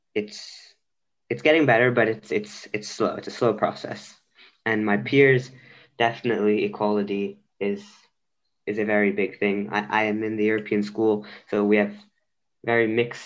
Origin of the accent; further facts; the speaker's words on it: India; now in Belgium; I am Indian and I live in Belgium